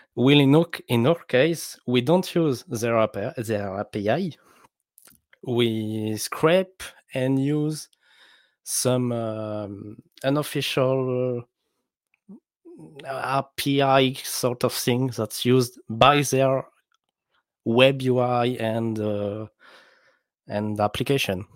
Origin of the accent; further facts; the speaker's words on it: France; accent: French; English is a second language; I'm French, so my accent is awful.